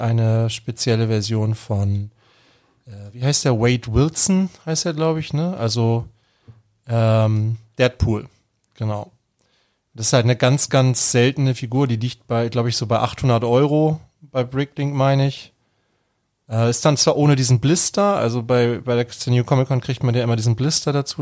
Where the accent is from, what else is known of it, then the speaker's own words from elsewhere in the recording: Germany; Bei uns in Deutschland